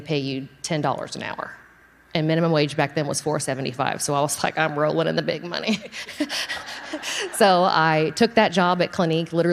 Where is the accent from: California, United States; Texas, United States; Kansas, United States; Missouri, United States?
Texas, United States; Friendswood; I'm from Friendswood, so south of here